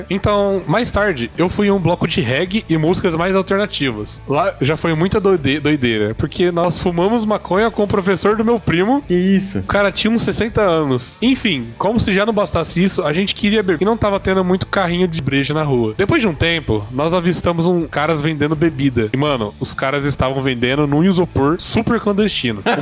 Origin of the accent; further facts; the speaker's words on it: Votuporanga, São Paulo, Brazil; tenho 23 anos. Porra, faz tempo, hein? e sou da cidade de Votuporanga.